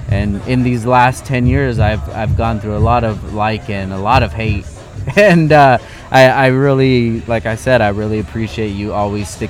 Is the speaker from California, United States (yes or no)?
yes; Southern California, United States; growing up in SoCal